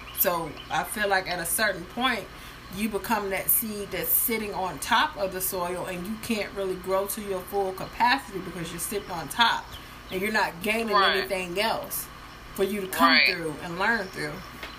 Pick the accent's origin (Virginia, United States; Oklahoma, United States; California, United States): Virginia, United States; Halifax; moved away as an adult; also born or lived in Norfolk, Virginia; now in Charlotte, United States; Because I've moved twice. I moved from Halifax to Norfolk to Norfolk to Charlotte.